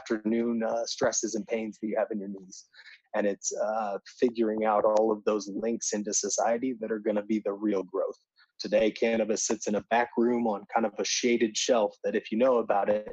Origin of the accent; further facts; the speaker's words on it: Indiana, United States; I'm from Indiana, so right in the Midwest